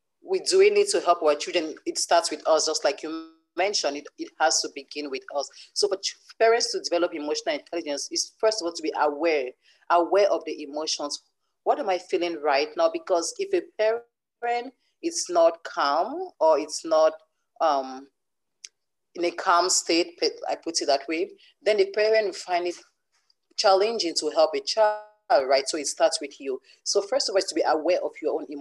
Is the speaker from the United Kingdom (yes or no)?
no; Cameroon; now in Canada; currently I live in Canada, but I grew up in Cameroon.